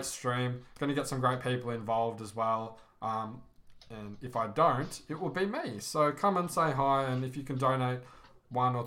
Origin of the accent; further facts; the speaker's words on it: Australia; I'm from Australia